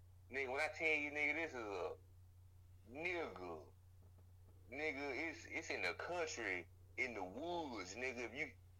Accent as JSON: {"language": "English", "town": "Shreveport", "region": "Louisiana", "country": "United States", "moved": "yes", "said": "I ain't never been to New Orleans, and I'm from Shreveport."}